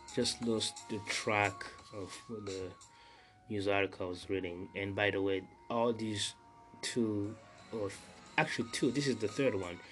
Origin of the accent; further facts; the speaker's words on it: Burundi; moved away; since I was a, a young teenager back in Burundi, my home country